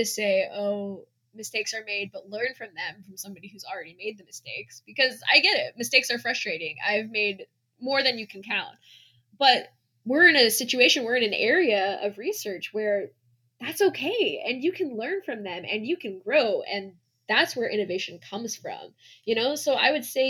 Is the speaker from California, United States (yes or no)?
no; Lexington, Kentucky, United States; I grew up in Lexington, Kentucky.